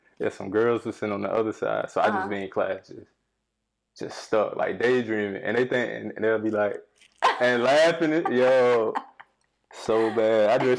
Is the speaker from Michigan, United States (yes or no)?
no; North Carolina, United States; I'm from North Carolina.